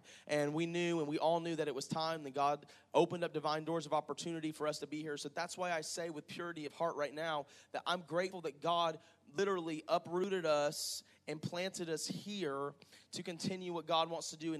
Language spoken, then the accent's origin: English; Panama City, Florida, United States; moved away as an adult; now in Crestview, United States; we're originally from Panama City